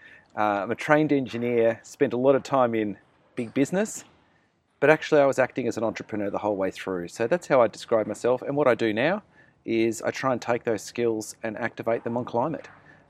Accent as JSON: {"language": "English", "town": "Canberra", "region": "Australian Capital Territory", "country": "Australia", "tie": "born or raised there", "also_born_or_lived": "Melbourne", "said": "So I was born in Melbourne, grew up in Canberra"}